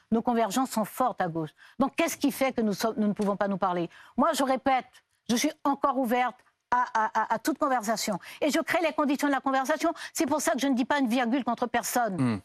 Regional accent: French Guiana; moved away as an adult; Je suis née, j'ai grandi en Guyane

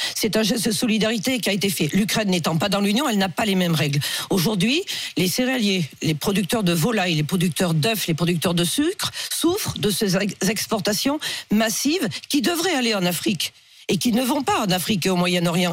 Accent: Pays de la Loire, France; je suis du Maine-et-Loire

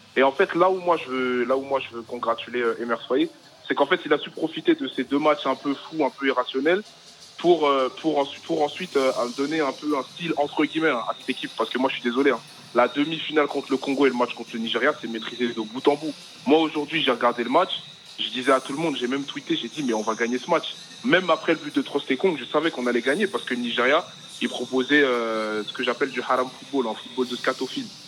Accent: Paris, Île-de-France, France; je suis de Paris

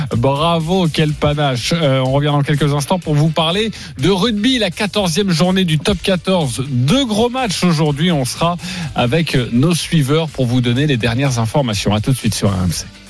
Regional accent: France; chez nous français, chez nous en France

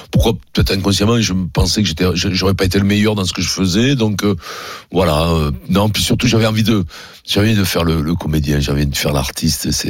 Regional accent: Paris, Île-de-France, France; born there; Oui, je suis né à Paris.

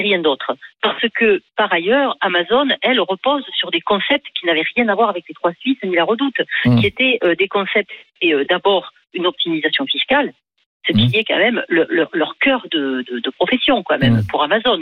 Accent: France; je suis française

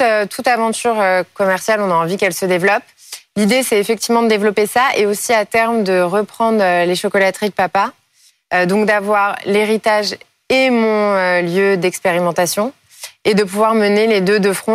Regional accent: Paris, Île-de-France, France; je suis née à Paris, je suis une fervente parisienne

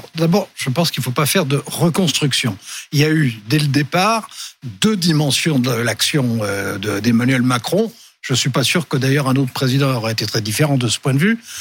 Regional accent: France; comme on est français

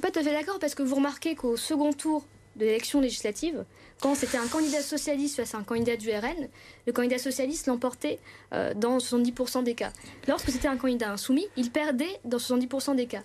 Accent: Pévèle, Hauts-de-France, France; also born or lived in Aubourdin; J'ai commencé à militer à Sisouin, parce que je viens de la Pévelle, et aujourd'hui, je milite à Aubourdin

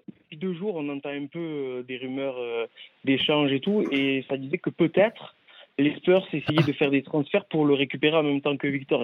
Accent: Marseille, Provence-Alpes-Côte d'Azur, France; je suis marseillais

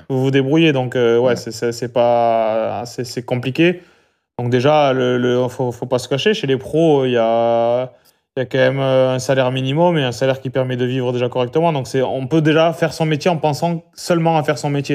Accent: Albi, Occitania, France; je suis né à Albi et j'ai grandi à Albi

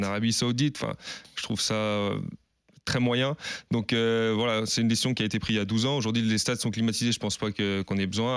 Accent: Paris, Île-de-France, France; moved away as an adult; also born or lived in Bern / Amiens; revenir en région parisienne parce que je suis parisien de base

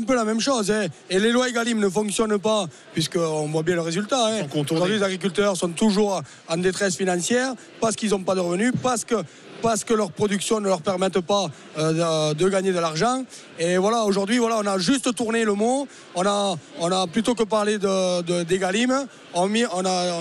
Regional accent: Lot-et-Garonne, Nouvelle-Aquitaine, France; chez nous à Lot-et-Garonne

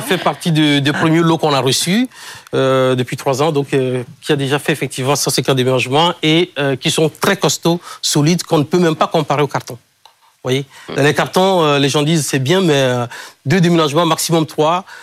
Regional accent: Kpalimé, Plateaux, Togo; moved away; je suis d'origine euh, togolaise. Et c'est le nom de ma ville natale, Cloto. En fait, la région s'appelle Cloto. Je suis né à Palimé

